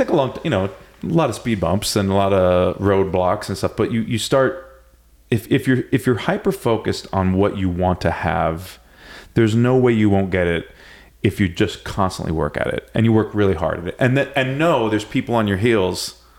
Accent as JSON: {"language": "English", "town": "Santa Cruz", "region": "California", "country": "United States", "tie": "born or raised there", "said": "I was fortunate, like I said, growing up in Santa Cruz"}